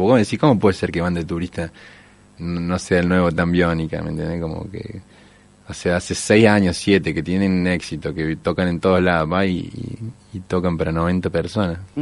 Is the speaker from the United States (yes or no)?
no; Córdoba, Argentina; also born or lived in zona norte, Córdoba; nací en San Vicente y hasta los 13 que vivía ahí